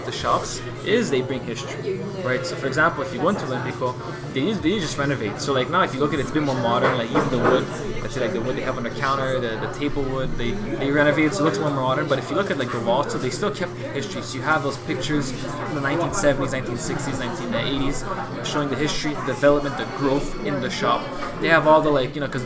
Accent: Canada; As a Canadian

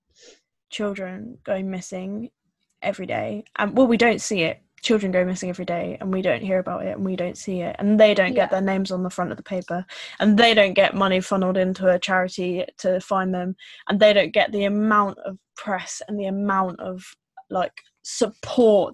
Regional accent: United Kingdom; we as British people

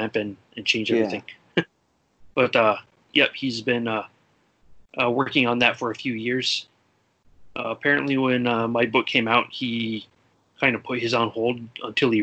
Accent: United States; being American

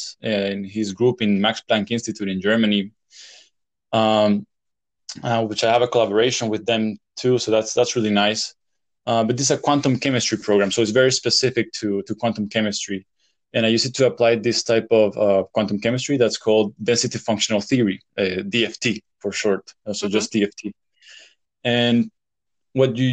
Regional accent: El Salvador; moved away as an adult; also born or lived in Louisiana, United States / France; I grew up in El Salvador

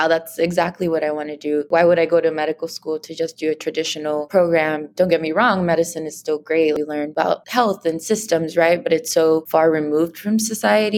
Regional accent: Los Angeles, California, United States; Growing up in San Pedro next to the ocean and with the aquarium

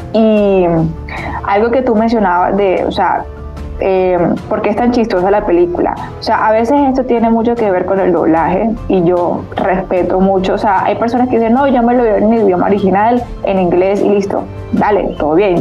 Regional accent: Colombia; yo como pues colombiana

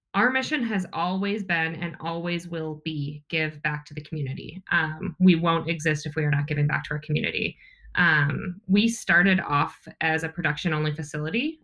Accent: outside of Milwaukee, Wisconsin, United States; I grew up in outside of Milwaukee, Wisconsin

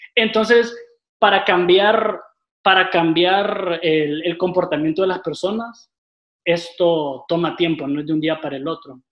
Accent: Tegucigalpa, Francisco Morazán, Honduras; yo soy originario aquí de Tegucigalpa

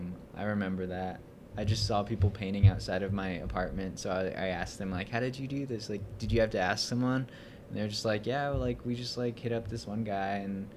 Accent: United States; It's weird being Native American

